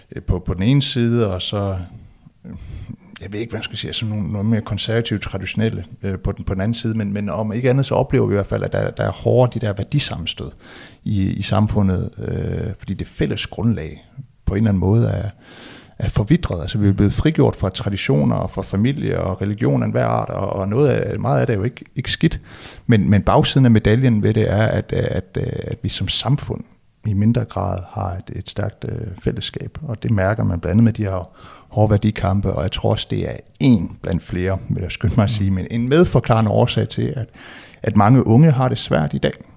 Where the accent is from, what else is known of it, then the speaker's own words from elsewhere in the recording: West Jutland, Central Denmark Region, Denmark; jeg er vokset op i Vestjylland